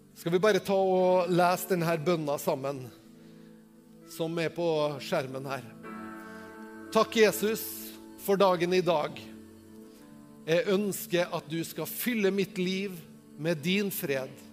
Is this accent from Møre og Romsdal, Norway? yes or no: yes; Tingvoll, Møre og Romsdal, Norway; Jeg er jo bare fra Tingvoll